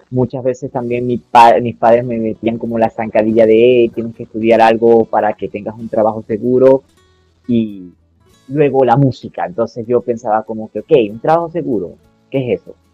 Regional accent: Venezuela; now in Colombia; eh, a lo que salí de Venezuela y vine para acá a Colombia, lo que me mantuvo fue la música

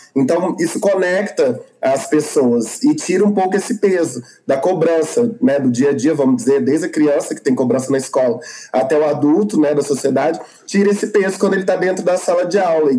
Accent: Araguari, Minas Gerais, Brazil; moved away as an adult; now in Uberlândia, Brazil; sou de Araguari, agora moro em Berlândia

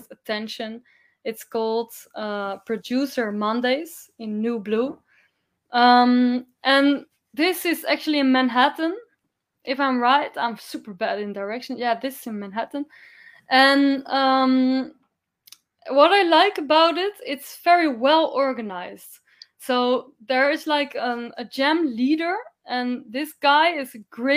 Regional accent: Amsterdam, North Holland, Netherlands; I am coming from Amsterdam

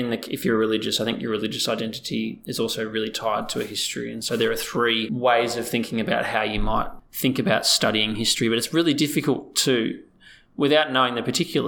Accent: Australia; we're such a multicultural society.

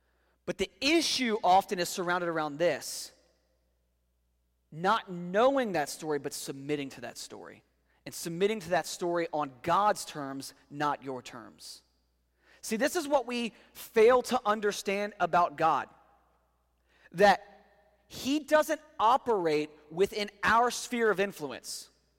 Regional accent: the South, United States; Many of us, because we grew up in the South, most of you guys in this room grew up in this culture

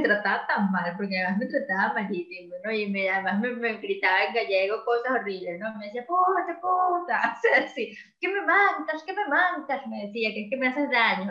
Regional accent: Venezuela; moved away as an adult; uno como como venezolano

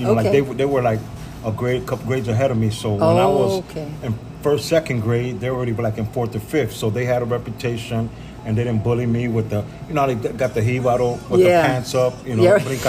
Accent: Chicago, Illinois, United States; also born or lived in Puerto Rico; Okay, I was born in Puerto Rico. Came here, maybe 5, 6, can't remember too much. And landed on, some strange reason, landed in Chicago on Division and Walcott. And I was there till I'm still there, you could say

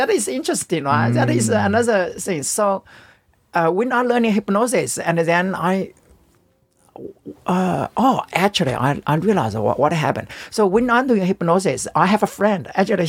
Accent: China; English is a second language; In China.

